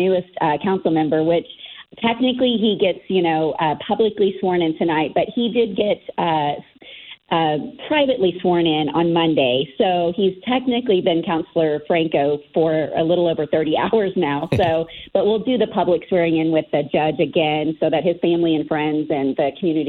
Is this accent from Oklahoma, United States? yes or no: yes; Broken Arrow, Oklahoma, United States; this is my hometown